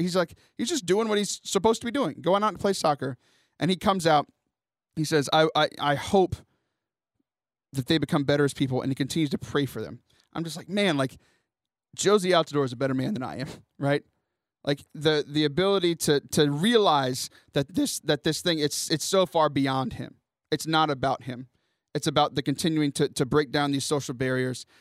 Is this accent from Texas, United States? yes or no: yes; Houston, Texas, United States; Houston, my hometown